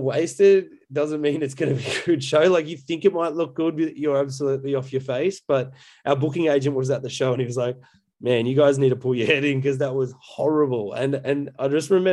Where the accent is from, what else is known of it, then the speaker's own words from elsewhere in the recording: Coffs Harbour, New South Wales, Australia; moved away; also born or lived in Brisbane; I grew up in Coffs Harbour, which is a coastal town between Brisbane and Sydney.